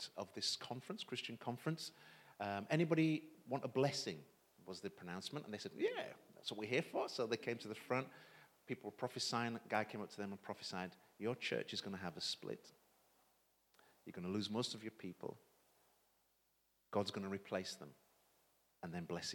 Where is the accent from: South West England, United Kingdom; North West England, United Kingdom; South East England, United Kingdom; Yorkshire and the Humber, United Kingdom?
Yorkshire and the Humber, United Kingdom; Leeds; also born or lived in St. Kitts; now in Romford, United Kingdom; I was born in St. Kitts in the West Indies, but when I was 2 years old, my family emigrated to England, and we landed in Leeds. And I was raised in Leeds, so I'm a Yorkshireman